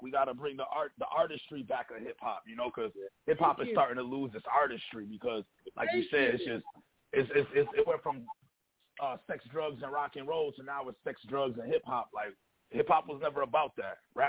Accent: Buffalo, New York, United States; I'm from the West Side. I represent the West.

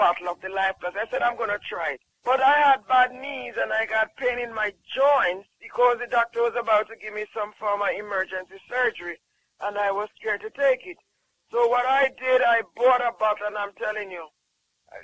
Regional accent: Jamaica; I'm from Jamaica

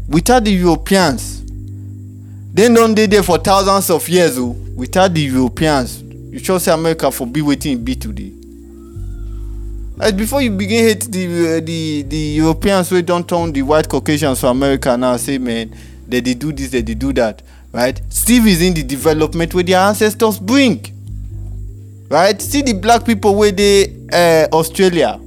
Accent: Nigeria; I'm from Nigeria

